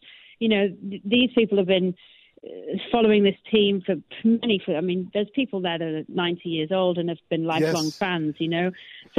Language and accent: English; Wales, United Kingdom; moved away as an adult; now in United States; I come from Wales